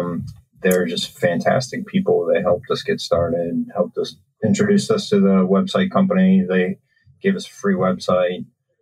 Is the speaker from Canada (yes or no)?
no; Lancaster, Pennsylvania, United States; moved away as an adult; now in Richmond, United States; No, I originally grew up in Lancaster, Pennsylvania, and came down to Randolph, Macon to play basketball and fell in love with Richmond and been here ever since.